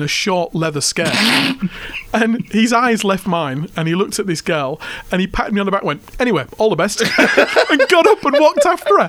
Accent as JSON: {"language": "English", "region": "England", "country": "United Kingdom", "moved": "as an adult", "lives_now": "Australia", "said": "Now, I'm English."}